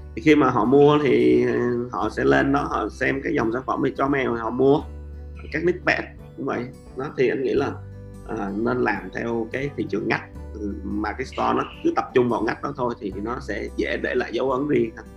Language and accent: Vietnamese; Vietnam; Mình là seller người Việt Nam